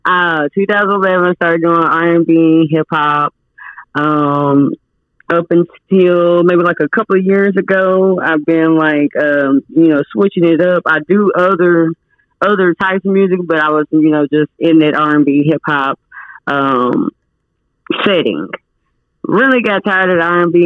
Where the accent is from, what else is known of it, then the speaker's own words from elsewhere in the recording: Arkansas, United States; also born or lived in California; we moved here to Arkansas when I was like four